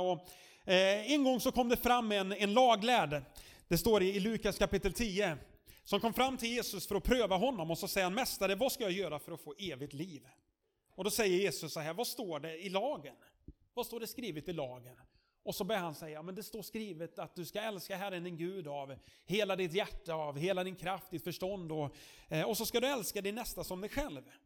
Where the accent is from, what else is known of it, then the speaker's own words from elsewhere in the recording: Sweden; som svensk